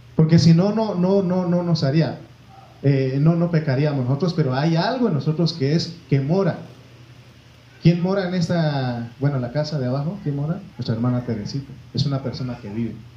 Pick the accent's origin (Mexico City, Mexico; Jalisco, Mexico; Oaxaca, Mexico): Oaxaca, Mexico; moved away; yo crecí ahí, nací